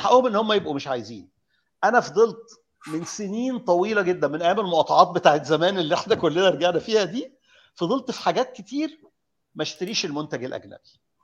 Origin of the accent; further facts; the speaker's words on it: Egypt; انا واحد مصري انا راجل معايا قرشين انا مصري